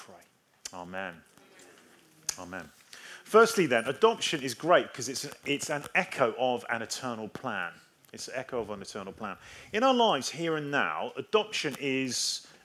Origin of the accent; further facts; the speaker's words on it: England, United Kingdom; I am English.